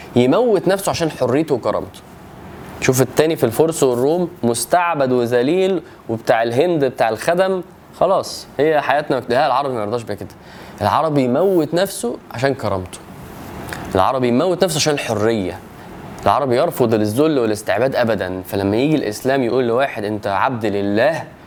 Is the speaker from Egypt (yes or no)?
yes; Egypt; وانا مصري